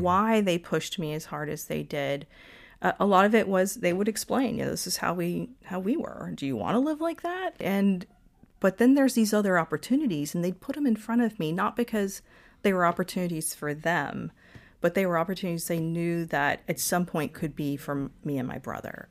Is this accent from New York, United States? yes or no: no; Lawrenceville, Georgia, United States; also born or lived in Atlanta, Georgia / Virginia; now in Florida, United States; I was born in Atlanta, Georgia, and grew up in a town called Lawrenceville, Georgia